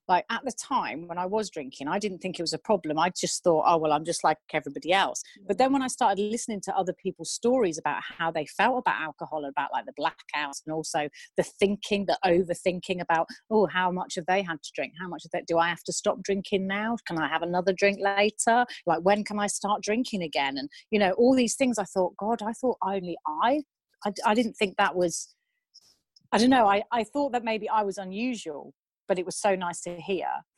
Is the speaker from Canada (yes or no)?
no; Newquay, South West England, United Kingdom; now in Japan; I grew up in Newquay